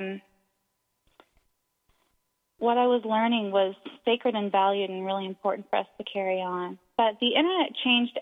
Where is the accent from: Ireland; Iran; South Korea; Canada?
Canada; also born or lived in Halifax, Nova Scotia; I'm Canadian, living in Halifax, Nova Scotia